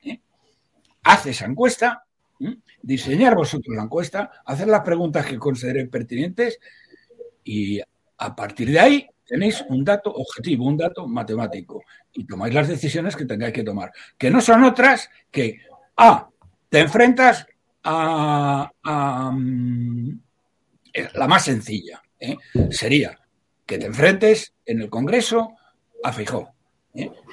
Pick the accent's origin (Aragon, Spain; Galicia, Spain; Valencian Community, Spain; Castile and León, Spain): Castile and León, Spain; Salamanca; soy de Salamanca